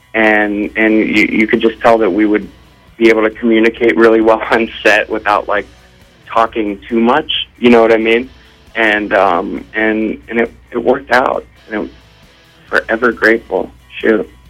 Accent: Ohio, United States; growing up in Ohio

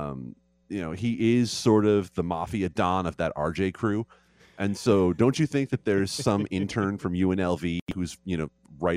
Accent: New York, United States; I'm from New York

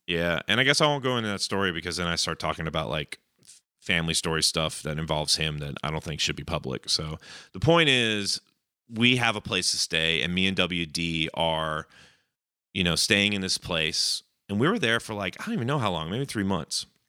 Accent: Cobb County, Georgia, United States; my hometown county

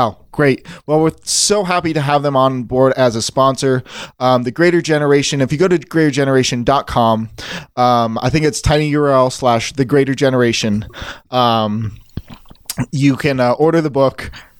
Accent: Hollywood, California, United States; No, man. Like, I'm vacationing. I'm from Hollywood.

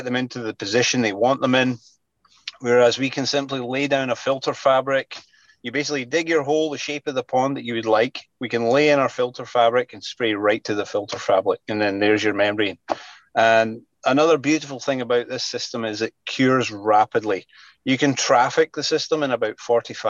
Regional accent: Scotland, United Kingdom; now in British Columbia, Canada; I'm originally from Scotland

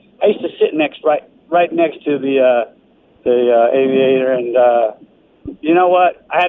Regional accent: Denver, Colorado, United States; now in Las Vegas, United States; 303, that's where I grew up. This is my 50th year being a Raider fan. Denver, Colorado. Moved to Vegas here 21 years ago.

